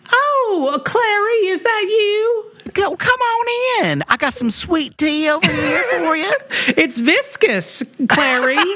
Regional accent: Alabama, United States; I mean, I'm I'm from you know I'm from Alabama, so I'm not as familiar with the term hot as molasses.

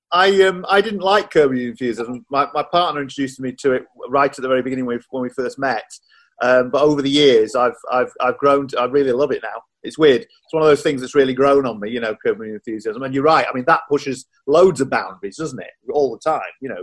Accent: Doncaster, Yorkshire and the Humber, United Kingdom; I grew up in Doncaster

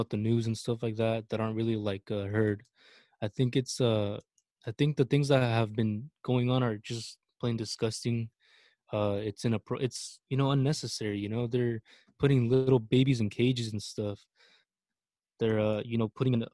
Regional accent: Mexico; now in United States; as much as I love my country, as much as I love Mexico and I'm prideful of it

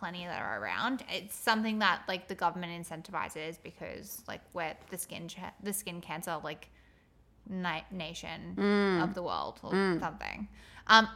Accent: Queensland, Australia; growing up in Queensland, spending so much time outdoors

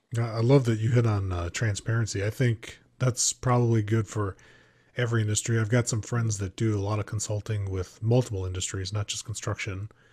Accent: Midwest, United States; I grew up in the Midwest

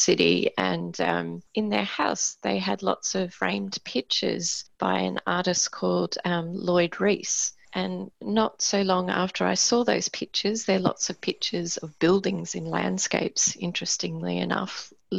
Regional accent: Queensland, Australia; moved away as an adult; now in Tasmania, Australia; I'm originally from Queensland, from a small country town

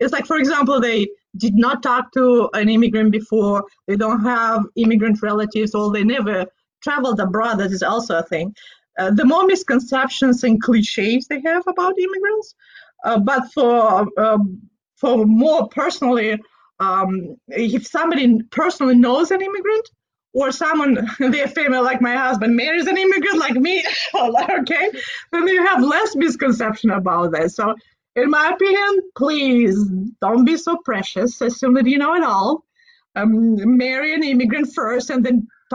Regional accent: Moldova; now in Pacific Northwest, United States; I grew up in Moldova. We are a wine country

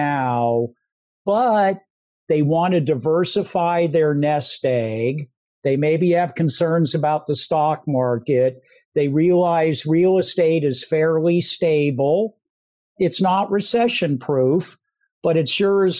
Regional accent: San Francisco Bay Area, California, United States; I was a pretty typical kid growing up in the San Francisco Bay Area on the San Francisco Peninsula

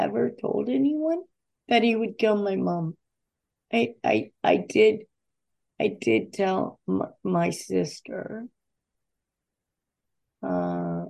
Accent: Davie, Florida, United States; I'm born and raised in Davie, Florida

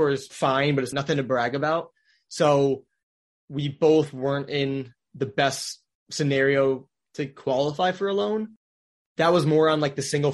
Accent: Wisconsin, United States; now in Orlando, United States; I grew up in Wisconsin.

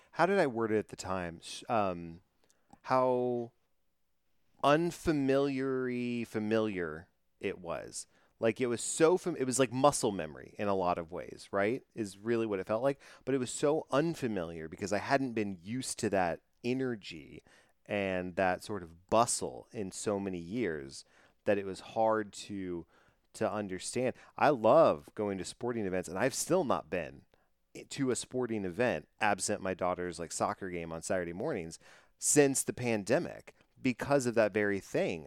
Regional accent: Dallas Fort Worth area, Texas, United States; growing up in the Dallas Fort Worth area, um, uh, I grew up with the Fort Worth Fire

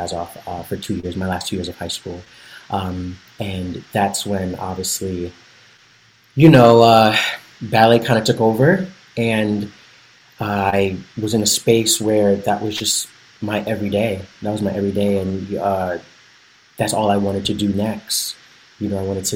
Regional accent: Paterson, New Jersey, United States; I am from Paterson, New Jersey, born and raised, the descendant of two Jamaican beautiful parents

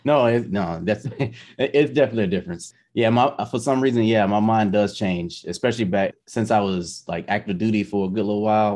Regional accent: United States; moved away as an adult; also born or lived in Germany

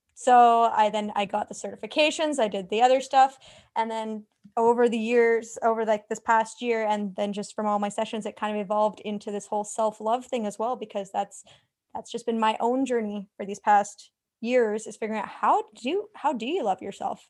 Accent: Canada; I'm from Canada, so literally the other side of the world

